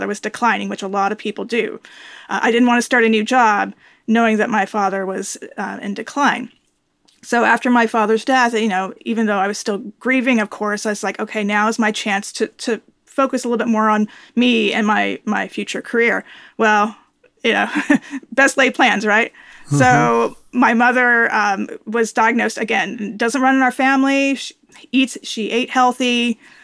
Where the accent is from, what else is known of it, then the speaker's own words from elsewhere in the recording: California, United States; now in Atlanta, United States; I was born and raised in California